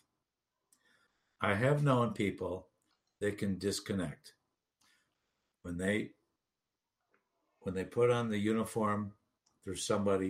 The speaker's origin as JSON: {"language": "English", "town": "Duluth", "region": "Minnesota", "country": "United States", "tie": "born or raised there", "moved": "yes", "said": "I returned to Duluth, my hometown, in June 2016"}